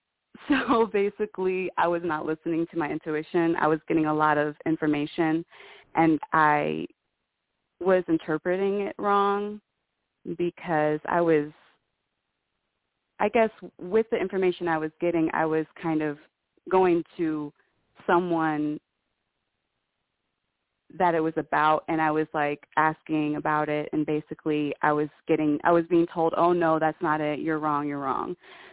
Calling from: New Mexico, United States; from New Mexico.

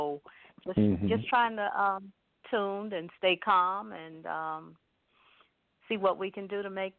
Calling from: Cleveland, Ohio, United States; from Cleveland, and I just tuned

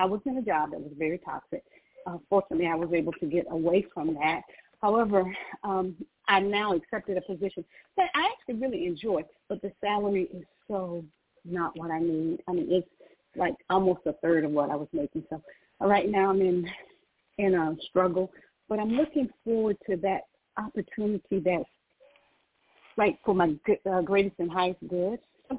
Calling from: Georgia, United States; I'm calling from Georgia

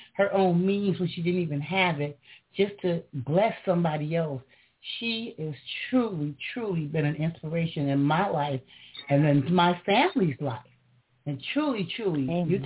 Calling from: Detroit, Michigan, United States; I'm calling in from Detroit

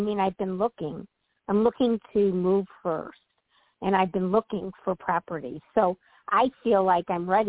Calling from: Illinois, United States; Hi, Toni. … from Illinois. Happy New Year.

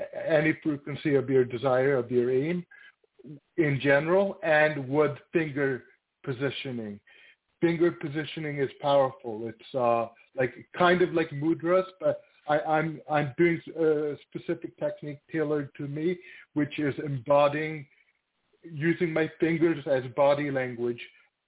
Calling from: Toronto, Ontario, Canada; from Toronto.

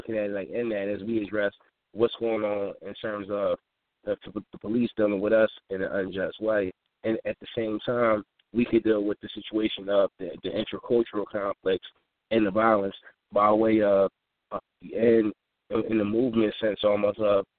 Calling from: Philadelphia, Pennsylvania, United States; I'm calling in from West Philly.

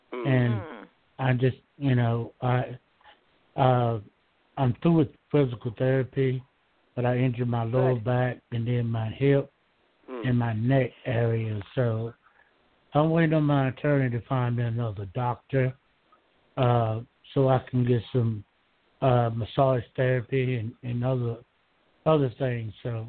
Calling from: Georgia, United States; I'm calling from Georgia.

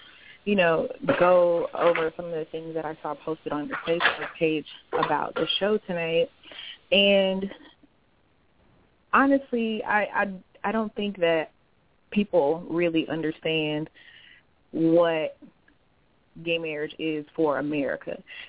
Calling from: Jacksonville, Florida, United States; I am from Jacksonville, Florida.

